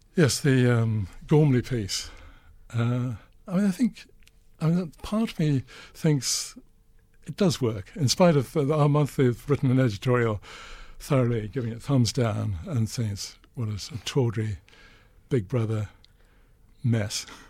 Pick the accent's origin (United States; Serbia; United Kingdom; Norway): United Kingdom; Newcastle upon Tyne, North East England; my hometown, Newcastle